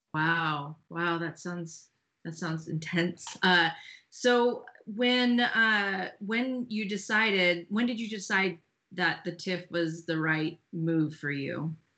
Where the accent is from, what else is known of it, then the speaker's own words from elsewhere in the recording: California, United States; now in Austin, United States; I was from California and we switched places. Uh, I'm now in Austin, Texas.